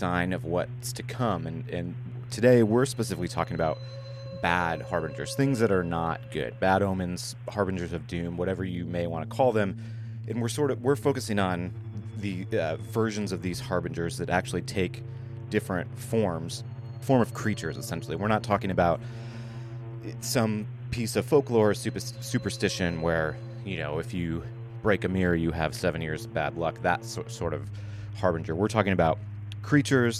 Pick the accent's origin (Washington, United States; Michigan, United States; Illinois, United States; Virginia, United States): Michigan, United States; now in New York, United States; I'm from Michigan.